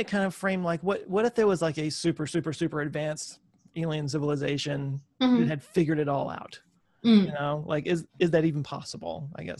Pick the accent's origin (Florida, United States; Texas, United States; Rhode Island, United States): Texas, United States; I'm from Texas, and it's super flat here.